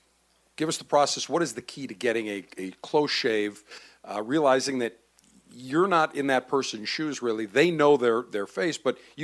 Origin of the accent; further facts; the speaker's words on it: Buffalo, New York, United States; I remember as a kid growing up in Buffalo